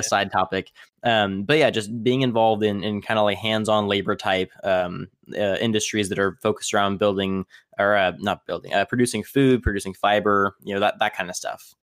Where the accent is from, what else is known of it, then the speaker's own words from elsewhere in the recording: Tipton, California, United States; also born or lived in Tulare; my, uh, hometown, or actually where, where I grew up for, for most of my childhood is a city in, in California that's also called Tipton